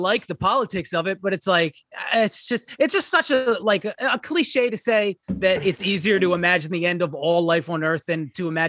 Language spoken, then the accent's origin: English; Ireland; Well, I'm Irish, as many of you know.